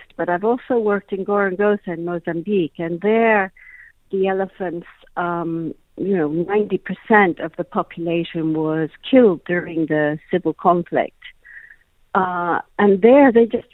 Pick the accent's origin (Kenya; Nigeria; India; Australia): Kenya; also born or lived in Malawi; I grew up in Kenya, and actually spent some years in Malawi as a child.